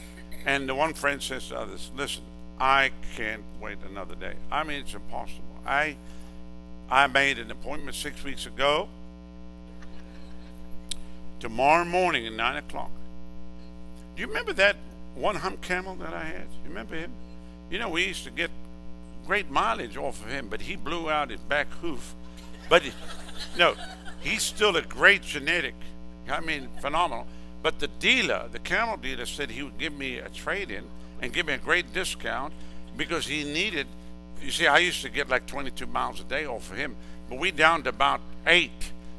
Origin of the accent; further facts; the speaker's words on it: Southern United States, United States; No, I told you I'm from the South.